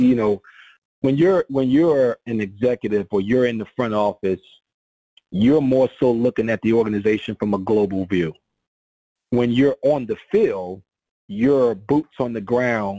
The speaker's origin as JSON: {"language": "English", "region": "New Jersey", "country": "United States", "moved": "yes", "lives_now": "Houston, United States", "said": "I'm from New Jersey, but I've been in Houston. I've been in Houston for 18 years"}